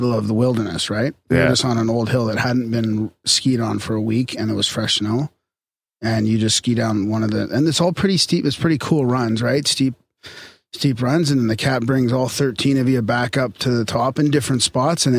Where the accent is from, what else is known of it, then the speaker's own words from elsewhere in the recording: Canada; accent: Canadian; that's my Canadian accent.